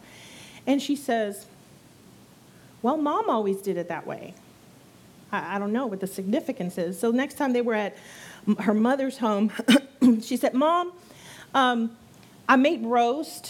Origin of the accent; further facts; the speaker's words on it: San Antonio, Texas, United States; moved away as an adult; now in Brazosport area, United States; I come from San Antonio. That's where I was born and raised